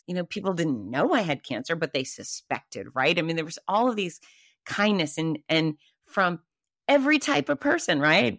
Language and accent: English; Gainesville, Florida, United States; my hometown of Gainesville, Florida